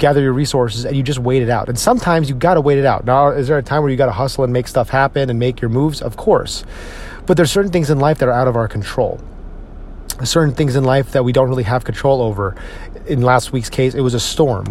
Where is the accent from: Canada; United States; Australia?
United States; Northeast; now in Texas, United States; my friends up in the Northeast and the people I grew up with in the Northeast